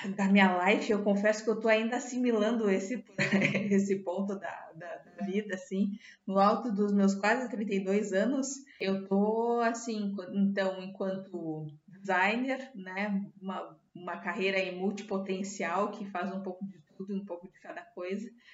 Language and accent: Portuguese; Dom Pedrito, Rio Grande do Sul, Brazil; also born or lived in Serra Gaúcha, Rio Grande do Sul; eu sou de Dom Pedrito, na fronteira do Rio Grande do Sul com o Uruguai